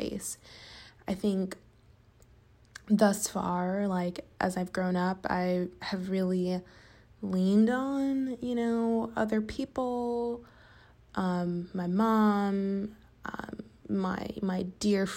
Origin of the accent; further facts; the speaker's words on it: Chicago, Illinois, United States; moved away as an adult; now in Los Angeles, United States; I live in LA, but I'm from Chicago